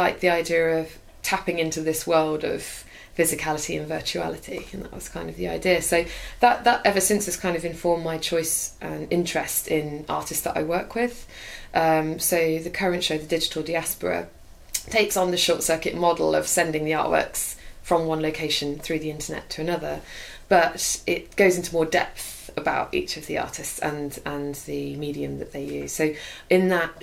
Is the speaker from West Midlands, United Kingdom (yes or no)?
yes; Birmingham, West Midlands, United Kingdom; also born or lived in Stockholm, Sweden; actually I'm from Birmingham